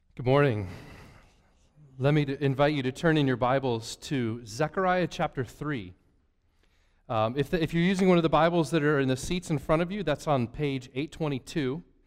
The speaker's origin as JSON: {"language": "English", "region": "Northwest Ohio", "country": "United States", "tie": "born or raised there", "moved": "yes", "said": "I grew up in Northwest Ohio."}